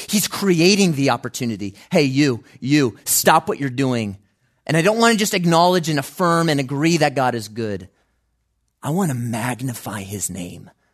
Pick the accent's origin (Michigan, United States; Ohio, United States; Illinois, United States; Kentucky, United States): Illinois, United States; Chicago; growing up in Chicago